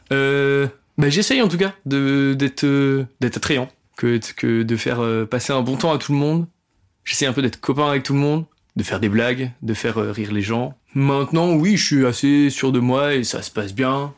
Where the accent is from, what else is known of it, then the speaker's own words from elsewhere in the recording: Rouen, Normandy, France; je suis pas de Paris, je suis de Rouen